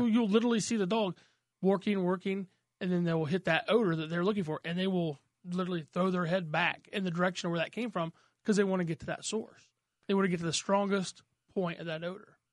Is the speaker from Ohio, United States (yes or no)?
no; Mooreland, Indiana, United States; I didn't grow up down there. I grew up in Moreland.